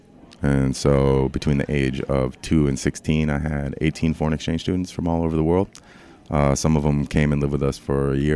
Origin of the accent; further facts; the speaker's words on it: St. Paul, Minnesota, United States; also born or lived in Puerto Rico / Miami / New York; I'm from St. Paul, Minnesota. Born and raised.